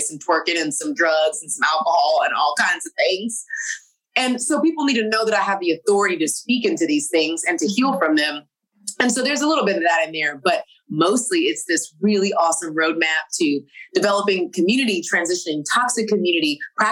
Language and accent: English; Texas, United States; I'm from Texas